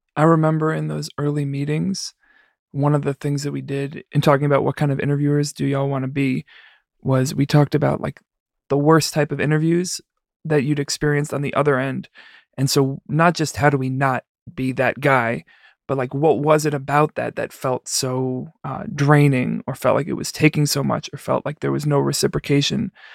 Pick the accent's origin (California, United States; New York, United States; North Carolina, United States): New York, United States; New York City; now in Chicago, United States; I'm not from here. I'm from the Bronx